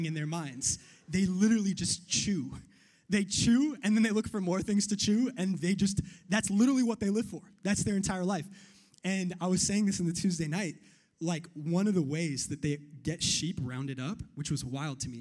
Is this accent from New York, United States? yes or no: yes; New York, United States; I'm from New York